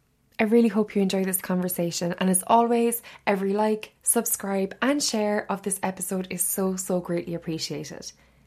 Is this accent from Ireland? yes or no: yes; Ireland; being Irish